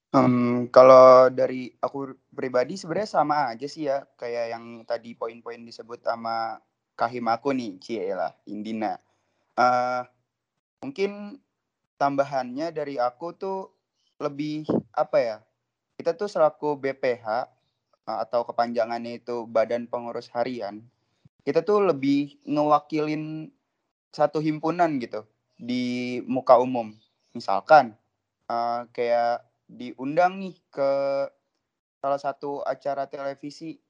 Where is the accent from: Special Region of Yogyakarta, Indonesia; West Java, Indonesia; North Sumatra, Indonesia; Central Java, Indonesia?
West Java, Indonesia; Depok; asalku tuh dari Depok ya teman-teman, dari Depok Jawa Barat